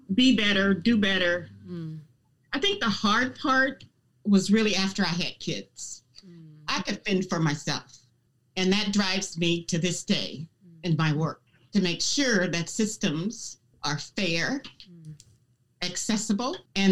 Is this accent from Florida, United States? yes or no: yes; Florida, United States; I grew up in Florida